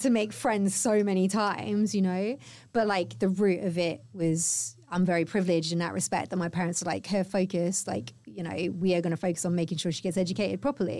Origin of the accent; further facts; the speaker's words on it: the Cotswolds, South West England, United Kingdom; moved away as an adult; also born or lived in Cardiff; now in London, United Kingdom; I grew up in the Cotswolds